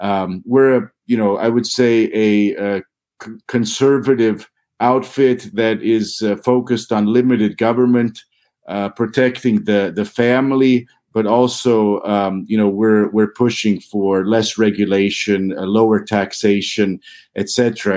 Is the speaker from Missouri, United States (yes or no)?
yes; St. Joseph, Missouri, United States; I'm originally from Missouri, so your viewers should know I grew up just north of Kansas City on the border of Missouri and Kansas.